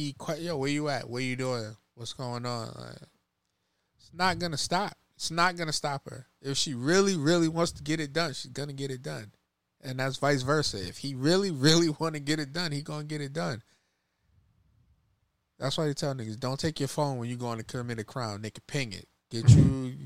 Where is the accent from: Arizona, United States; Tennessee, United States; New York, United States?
New York, United States; I'm from New York